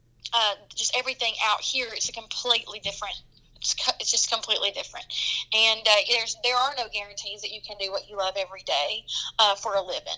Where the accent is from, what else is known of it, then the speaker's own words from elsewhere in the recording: Oliver Springs, Tennessee, United States; accent: Southern; I grew up in a small town called Oliver Springs. That's not too far from Knoxville